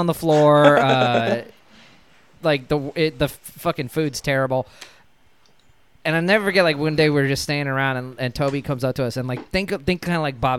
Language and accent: English; Louisiana, United States; I grew up in Louisiana too.